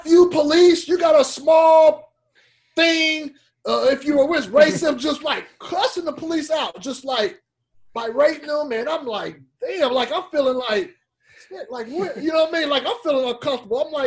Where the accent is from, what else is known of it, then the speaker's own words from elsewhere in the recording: Fresno, California, United States; moved away as an adult; now in San Jose area, United States; my hometown of Fresno